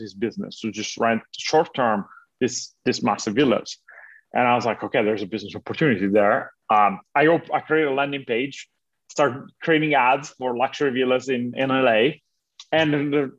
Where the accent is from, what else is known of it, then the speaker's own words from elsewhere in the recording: Italy; moved away as an adult; now in United States; I'm originally from Italy. Uh-huh. I was born and raised there